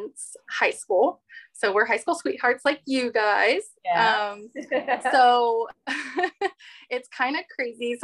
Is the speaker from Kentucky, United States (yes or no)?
no; Southern California, United States; moved away; also born or lived in North Dakota; I grew up in SoCal.